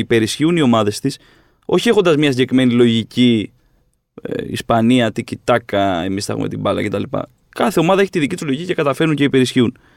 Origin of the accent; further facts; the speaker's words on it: Corfu, Ionian Islands, Greece; εκεί που μεγάλωσα.